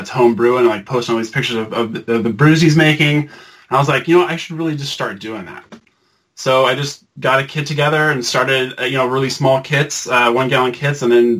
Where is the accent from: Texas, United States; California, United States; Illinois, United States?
California, United States; Berkeley; now in Maryland, United States; I'm originally from California, like right near where Allison was born, in a town called Berkeley. And right now I live in Maryland on the East Coast.